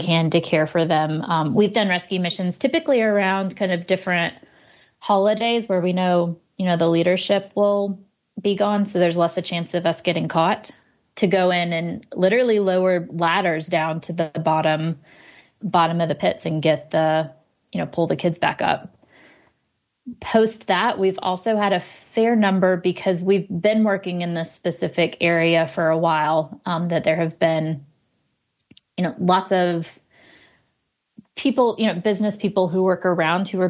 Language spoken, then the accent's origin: English; United States; as an American